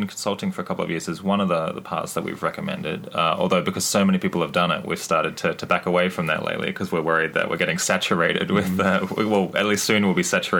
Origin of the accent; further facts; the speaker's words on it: Canada; like Canadians, we're everywhere, walking among you.